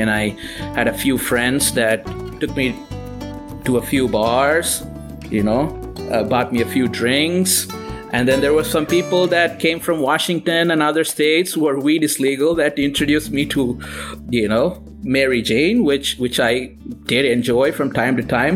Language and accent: English; Tirunelveli, Tamil Nadu, India; moved away as an adult; I was born in India to to moderate middle class parents in a in a small town called Tirunelveli. That's in South India.